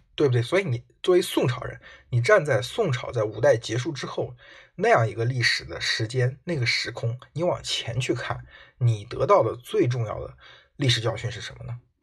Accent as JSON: {"language": "Chinese", "country": "China", "said": "我们中国人"}